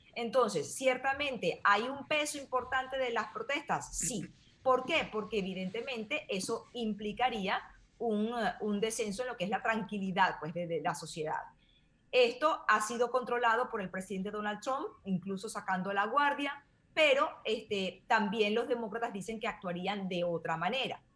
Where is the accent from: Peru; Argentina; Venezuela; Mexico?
Venezuela; now in United States; yo que soy venezolana